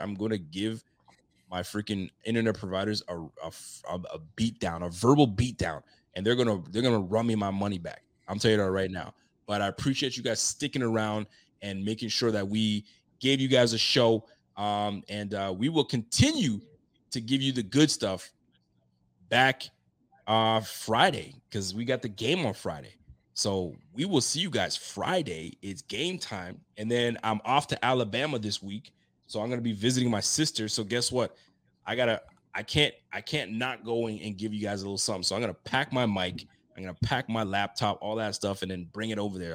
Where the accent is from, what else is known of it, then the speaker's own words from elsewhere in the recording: Canada; I'm from Canada